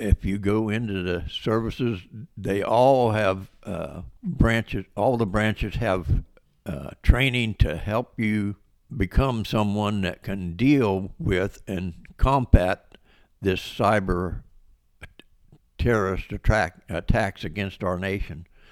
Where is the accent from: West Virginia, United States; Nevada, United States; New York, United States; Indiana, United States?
West Virginia, United States; also born or lived in Baltimore, Maryland / Nashville, Tennessee; I was born in Baltimore, Maryland, and moved to West Virginia with my parents in nineteen fifty-eight. I went to s, high school in West Virginia